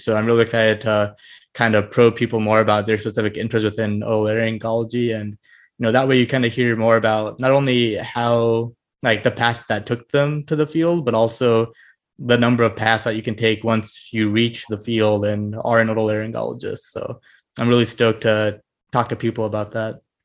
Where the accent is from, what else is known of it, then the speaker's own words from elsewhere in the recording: Fort Wayne, Indiana, United States; also born or lived in Bloomington, Indiana; I grew up in Indiana, kind of most of my life. I grew up in Fort Wayne